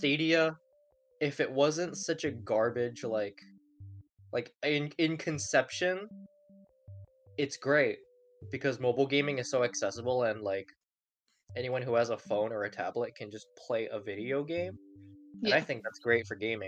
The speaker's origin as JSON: {"language": "English", "country": "Hong Kong", "tie": "born or raised there", "moved": "yes", "said": "I grew up in Hong Kong"}